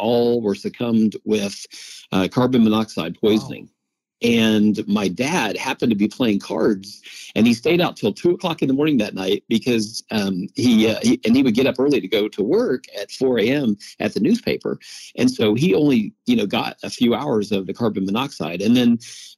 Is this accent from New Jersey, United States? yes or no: no; Oakwood, Illinois, United States; I grew up in a very small town. It's called Oakwood, Illinois, 3 hours south of Chicago